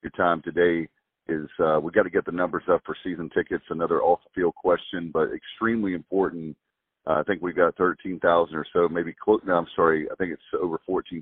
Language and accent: English; Williamston, North Carolina, United States; My hometown